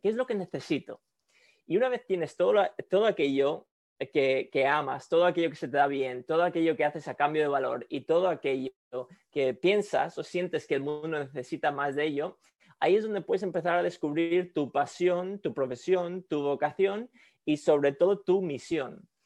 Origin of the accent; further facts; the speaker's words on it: Spain; moved away as an adult; also born or lived in Quito, Ecuador / Sweden (parents); now in San Francisco, United States; en España pasé la mayoría de mi infancia, a 17, 18 años